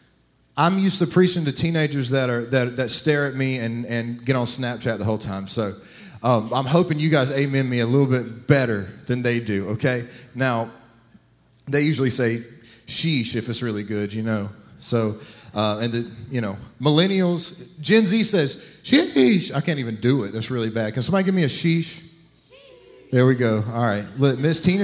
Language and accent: English; South Carolina, United States; now in Florida, United States; I'm from South Carolina.